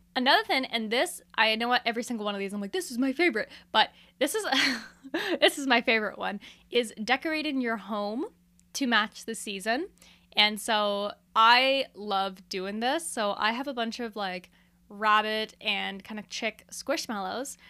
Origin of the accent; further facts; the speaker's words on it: Canada; I'm a Canadian